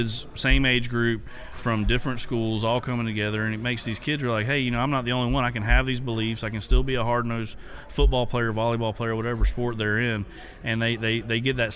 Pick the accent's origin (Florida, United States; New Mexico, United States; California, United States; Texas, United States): Florida, United States; Dixie County; I grew up in Dixie County, just right across the river